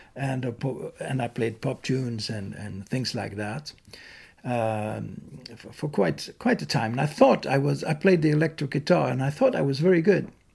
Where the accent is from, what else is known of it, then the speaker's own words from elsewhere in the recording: Malmö, Skåne, Sweden; moved away; also born or lived in Dalarna; where I grew up in Malmö, South Sweden